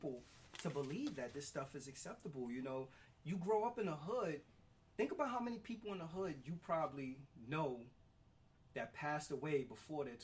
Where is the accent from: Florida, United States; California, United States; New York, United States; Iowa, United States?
New York, United States; New York City; the stuff that we see growing up in the Bronx as kids